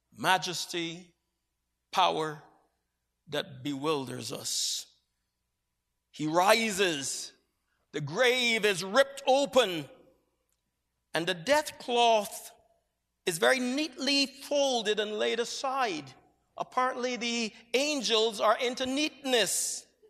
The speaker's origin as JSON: {"language": "English", "country": "Barbados", "tie": "born or raised there", "moved": "as an adult", "said": "For the first twenty years of my life, I grew up in Barbados, an island that is set in the southeastern Caribbean Sea"}